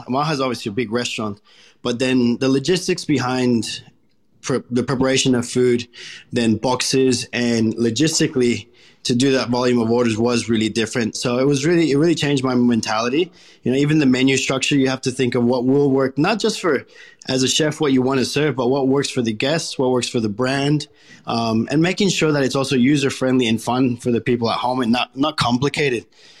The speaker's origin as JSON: {"language": "English", "country": "Colombia", "tie": "born or raised there", "also_born_or_lived": "United States / Caribbean", "moved": "yes", "lives_now": "Australia", "said": "I was born in Colombia, and then when I was about 3 years old, I moved to the United States. There I lived for multiple years. And then from there, we moved back to Colombia when I was about 11."}